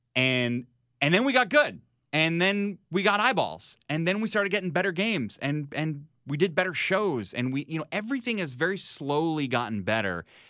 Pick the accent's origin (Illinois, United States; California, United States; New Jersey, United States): Illinois, United States; Chicago; as a Chicagoan